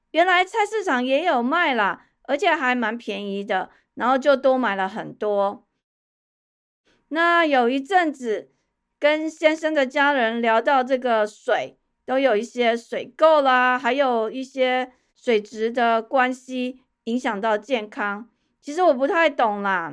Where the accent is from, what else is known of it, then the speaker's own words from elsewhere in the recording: Taipei, Taiwan; moved away as an adult; also born or lived in Kaohsiung; 我从小在天龙国出生长大，养尊处优